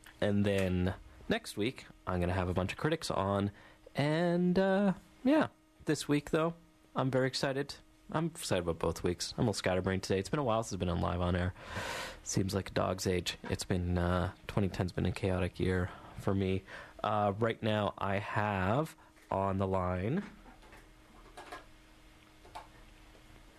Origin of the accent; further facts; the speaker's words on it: Canada; I'm Canadian